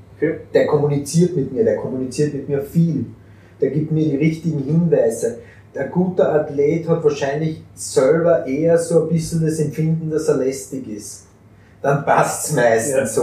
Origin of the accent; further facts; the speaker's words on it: Austria; bei uns in Österreich